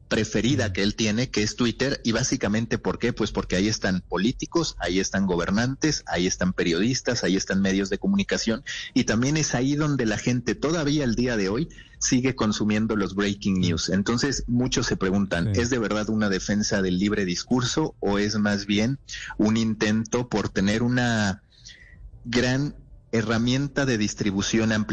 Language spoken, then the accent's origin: Spanish; Mexico; Sí, mexicano, mexicano.